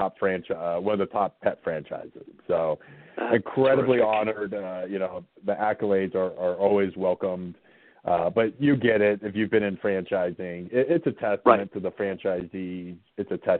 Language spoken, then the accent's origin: English; Southwest Virginia, United States; I grew up in Southwest Virginia, farming area.